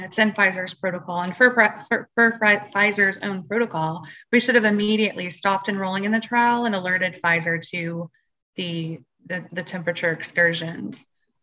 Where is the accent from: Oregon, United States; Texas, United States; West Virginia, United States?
Texas, United States; I'm from Texas